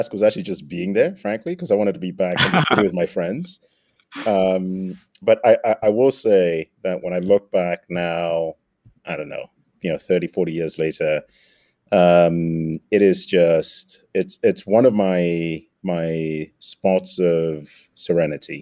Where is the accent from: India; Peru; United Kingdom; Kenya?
Kenya; Nairobi; moved away as an adult; I grew up in Nairobi, Kenya. Spent all of my primary high schooling in Nairobi